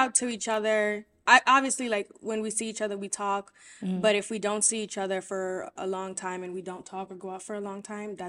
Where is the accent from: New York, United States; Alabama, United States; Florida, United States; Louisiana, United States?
New York, United States; also born or lived in Haiti; So I was born there and I spent majority of my childhood here. The first time we came here, I was probably around like 6 years old